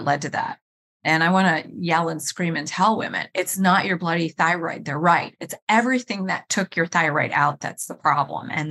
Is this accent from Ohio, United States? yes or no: yes; Cleveland, Ohio, United States; I was born and raised in Cleveland, Ohio